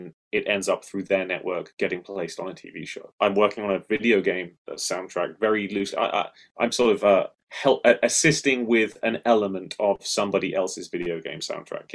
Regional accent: United Kingdom; I'm British

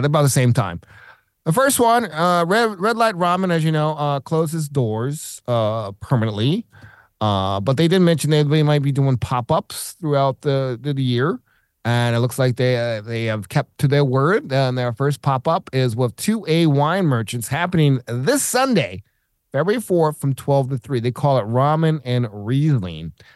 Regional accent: the South, United States; moved away; I'm from the South.

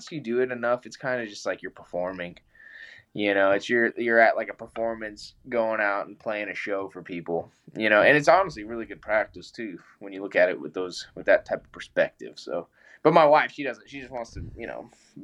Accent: Colorado, United States; I'm from Colorado

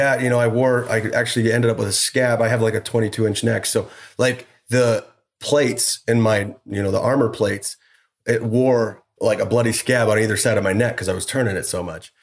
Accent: Idaho, United States; also born or lived in Utah; we grew up in Idaho. Farm boy, you know, worked on the farms

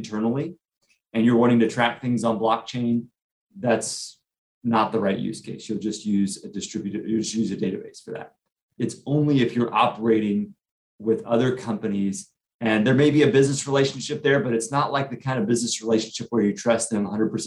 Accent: Austin, Texas, United States; I grew up in Austin

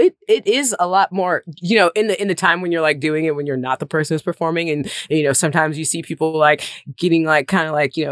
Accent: Mississippi, United States; born or raised there; moved away as an adult; also born or lived in Nashville

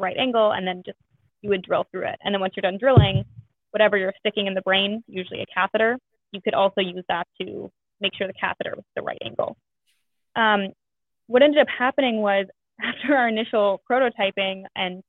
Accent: Northern Virginia, United States; moved away as an adult; also born or lived in Chicago; I actually am from Virginia, but not from this area. I'm from Northern Virginia, went to school in Chicago

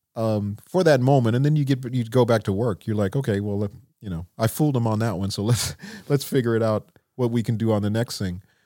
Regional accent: Minneapolis, Minnesota, United States; growing up in Minneapolis

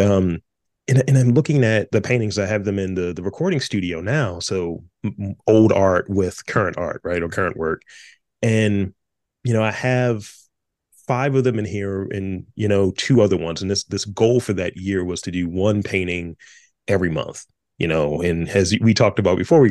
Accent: Baltimore, Maryland, United States; I went to City College, right? You know, since you have to do that thing when you're from Baltimore

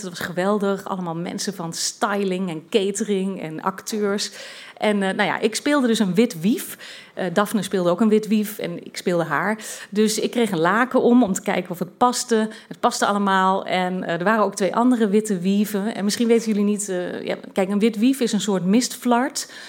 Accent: Twente, Overijssel, Netherlands; moved away as an adult; also born or lived in London / Brussels; ik kom uit Twente

